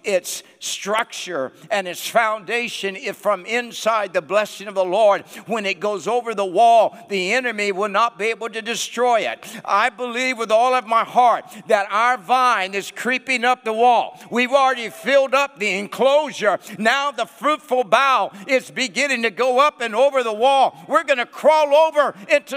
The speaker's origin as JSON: {"language": "English", "area": "the Northwest", "region": "Pacific Northwest", "country": "United States", "tie": "born or raised there", "moved": "as an adult", "lives_now": "Nashville, United States", "said": "And I was raised in the Northwest. I pastored in the Northwest."}